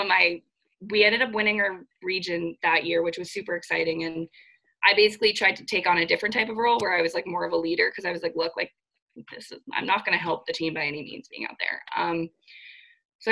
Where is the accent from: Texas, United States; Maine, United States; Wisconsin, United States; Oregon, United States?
Maine, United States; Scarborough; also born or lived in Fairfield, Connecticut; I am from Scarborough, Maine, which is the greater Portland area